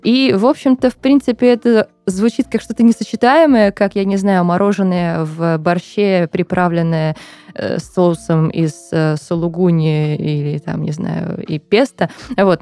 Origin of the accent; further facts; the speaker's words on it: Moscow, Russia; я выросла в Бутово. Оттуда я мало куда выезжала. То есть родилась-то я на Таганке, а потом мы переехали в Бутово